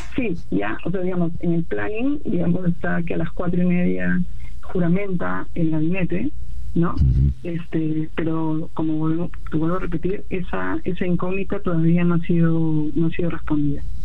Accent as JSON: {"language": "Spanish", "country": "Peru"}